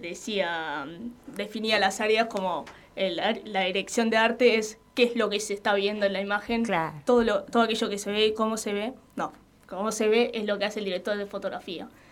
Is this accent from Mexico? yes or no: no; Avellaneda, Buenos Aires Province, Argentina; yo también soy de acá de Avellaneda